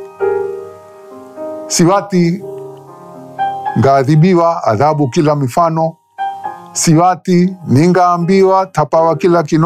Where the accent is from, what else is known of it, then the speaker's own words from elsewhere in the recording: Mombasa, Mombasa County, Kenya; I was born in Mombasa, Kenya, in 1946